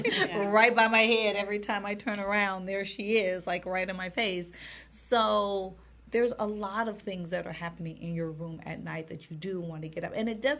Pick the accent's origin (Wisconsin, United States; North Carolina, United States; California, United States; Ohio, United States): Wisconsin, United States; also born or lived in Minnesota; because I'm from Wisconsin and Minnesota